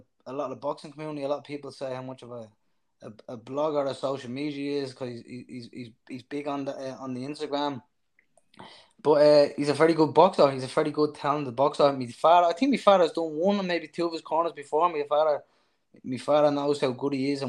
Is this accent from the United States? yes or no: no; Ireland; I'm from Flats originally